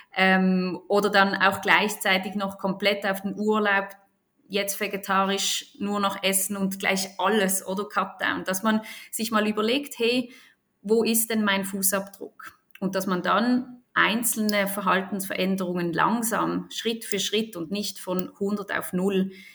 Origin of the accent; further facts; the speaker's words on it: Basel, Basel-Stadt, Switzerland; ich bin aus Basel, in Basel geboren und aufgewachsen